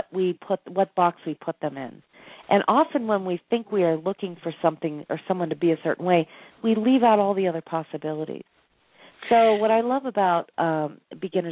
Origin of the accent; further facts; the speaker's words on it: Boston, Massachusetts, United States; now in Sedona, United States; I'm from Boston